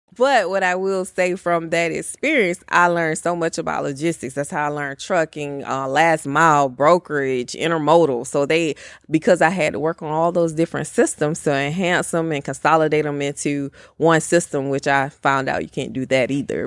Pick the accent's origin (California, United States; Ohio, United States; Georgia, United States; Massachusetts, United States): Georgia, United States; Bartow; also born or lived in Powder Springs, Georgia; I am from Georgia, a little small town, one traffic light, Bartow, Georgia